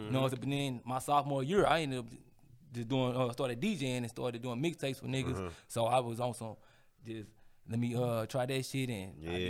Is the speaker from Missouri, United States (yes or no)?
yes; St. Louis, Missouri, United States; I'm from the north side, bro. So at the end of the day, I'm still a St. Louis nigga, bro.